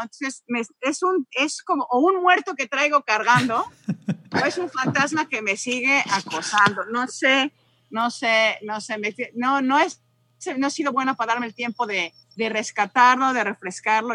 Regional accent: Mexico; moved away as an adult; also born or lived in London, United Kingdom / Nottingham, United Kingdom; now in Arlington, Virginia, United States; septiembre del 98 fue cuando salí de México para ir a Inglaterra

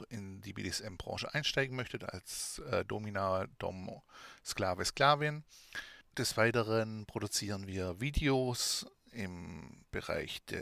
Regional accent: Baden-Württemberg, Germany; accent: Swabian; now in Thuringia, Germany; habe ich einen schwäbischen Dialekt, lebe allerdings seit mehreren Jahren in Thüringen. Meinen Dialekt werde ich trotzdem nicht loswerden, da wir Schwaben bekanntlich alles können außer Hochdeutsch.

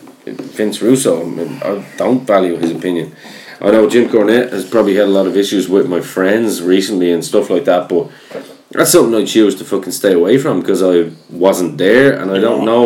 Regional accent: Ireland; I'm Irish.

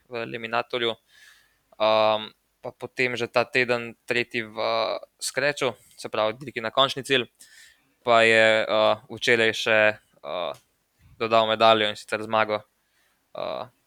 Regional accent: Slovenia; Um tem tednu smo Slovenci dobili prvo medaljo, prvi dve medalji na svetovnih prvenstvih eh, na velodromu.

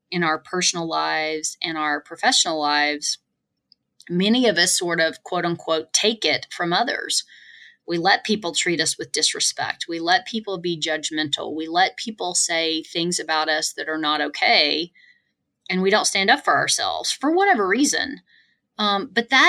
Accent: the South, United States; moved away; I'm originally from the South

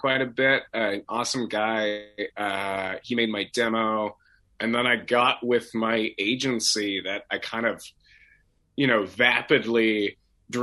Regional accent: Portland, Oregon, United States; moved away as an adult; also born or lived in Seattle, Washington; now in Los Angeles, United States; I moved back down to Portland, which is my hometown, in Oregon.

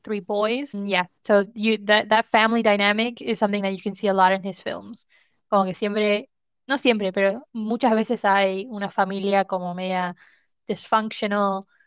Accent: Argentina; somos de Argentina

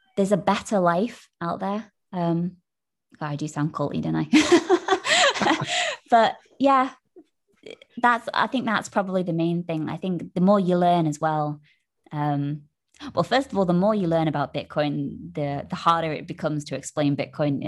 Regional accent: United Kingdom; being British

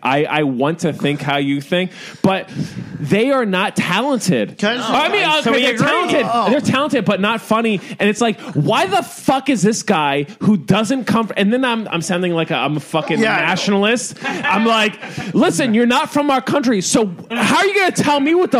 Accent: United States; You know what I am? I'm an American. And that doesn't mean I'm better than from Pakistan, even though I am.

